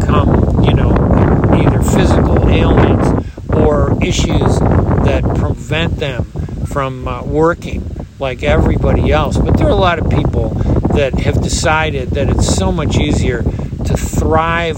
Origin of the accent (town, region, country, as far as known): United States